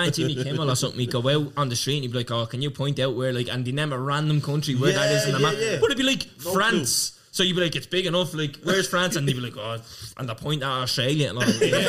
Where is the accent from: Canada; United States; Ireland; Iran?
Ireland; we're Irish.